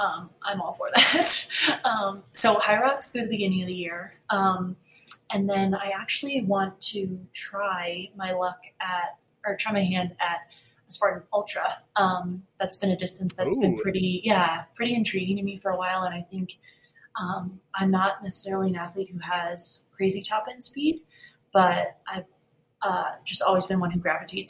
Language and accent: English; Northeast, United States; I'm from the Northeast in an area where like the trails are ridiculously rooty and rocky.